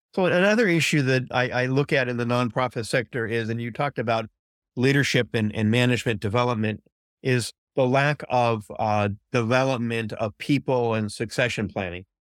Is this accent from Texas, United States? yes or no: no; California, United States; growing up in California